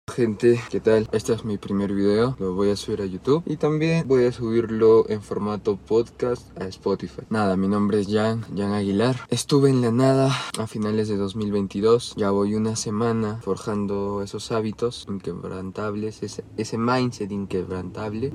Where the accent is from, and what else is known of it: Peru